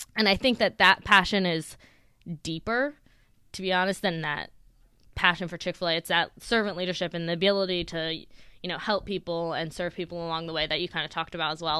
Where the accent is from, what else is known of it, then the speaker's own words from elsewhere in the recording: Sacramento, California, United States; I grew up out in Sacramento, in California, born and raised